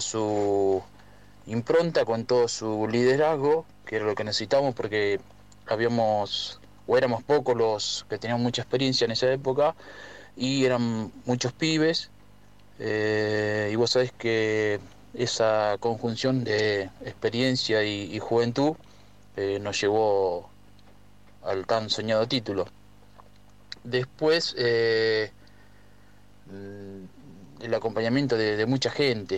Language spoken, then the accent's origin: Spanish; Pipinas, Buenos Aires, Argentina; moved away; also born or lived in Verónica; nací en Pipinas, pero me, me hice futbolísticamente en, Verónica